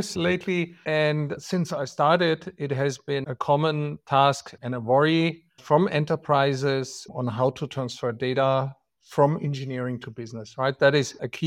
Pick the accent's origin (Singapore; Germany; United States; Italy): Germany; accent: German; English is a second language; as you can easily tell from my accent. I'm German